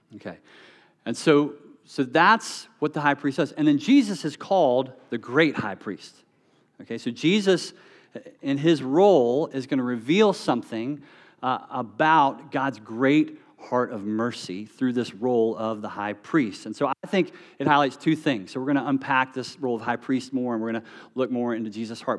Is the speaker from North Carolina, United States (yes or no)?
yes; North Carolina, United States; moved away; I'm from North Carolina